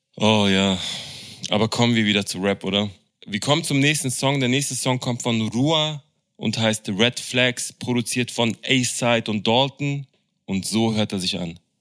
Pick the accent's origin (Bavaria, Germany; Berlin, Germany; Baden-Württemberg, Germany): Berlin, Germany; als Berliner